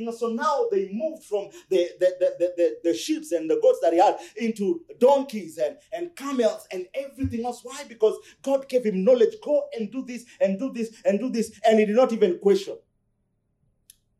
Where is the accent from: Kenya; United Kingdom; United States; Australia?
Kenya; Luoland; I come from Luoland